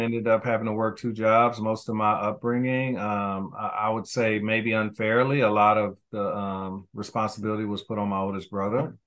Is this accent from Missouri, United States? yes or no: yes; Kansas City, Missouri, United States; I grew up, I'm, I'm originally from Kansas City, Missouri